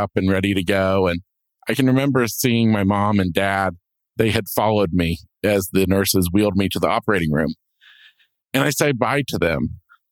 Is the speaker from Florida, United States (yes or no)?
yes; Florida, United States; I'm from Florida